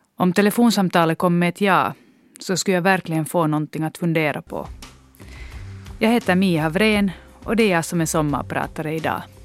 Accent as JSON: {"language": "Swedish", "town": "Loviisa", "region": "Uusimaa", "country": "Finland", "tie": "born or raised there", "said": "gått på samma danstimmar i Lovisa, vilket var min hemstad då."}